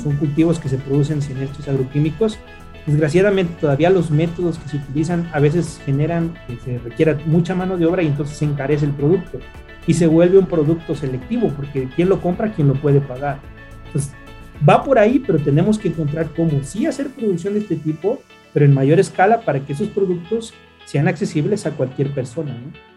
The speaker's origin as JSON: {"language": "Spanish", "country": "Mexico", "said": "En México, obviamente, por nuestra cultura, es, parte de nuestra esencia como mexicanos"}